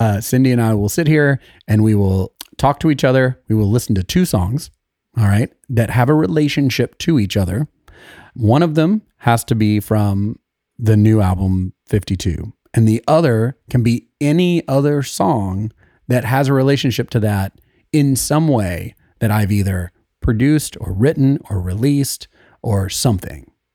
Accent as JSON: {"language": "English", "town": "Sevierville", "region": "Tennessee", "country": "United States", "said": "We are both from Sevierville, Tennessee."}